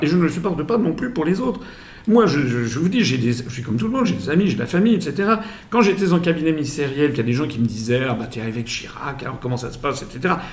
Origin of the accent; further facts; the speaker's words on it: France; je suis français, euh, mes, quatre grands-parents venaient des quatre coins de France.